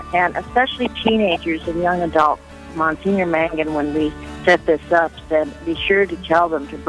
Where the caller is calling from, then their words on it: Rapid City, South Dakota, United States; I'm in Rapid City.